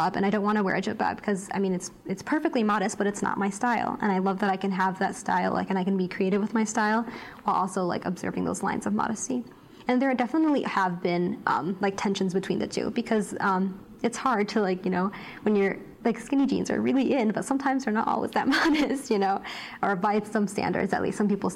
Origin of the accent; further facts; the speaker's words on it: United States; I grew up in America